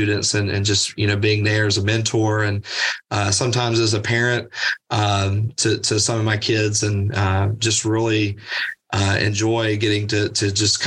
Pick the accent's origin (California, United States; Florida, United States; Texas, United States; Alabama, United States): Alabama, United States; Birmingham; moved away as an adult; now in Athens, United States; I grew up in Birmingham